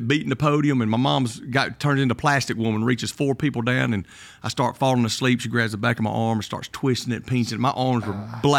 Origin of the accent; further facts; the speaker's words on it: Kimberly, Alabama, United States; I grew up in Kimberly, Alabama. When I was in high school, I went to Mortimer Jordan.